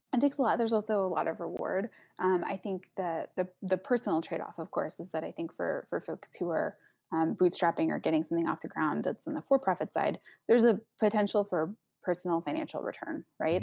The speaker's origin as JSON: {"language": "English", "region": "Texas", "country": "United States", "said": "I'm from Texas"}